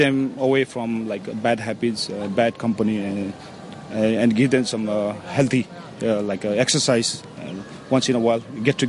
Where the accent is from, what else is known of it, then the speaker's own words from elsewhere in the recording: Hong Kong; I was born in Hong Kong, as my father was stationed in the British Army in Hong Kong.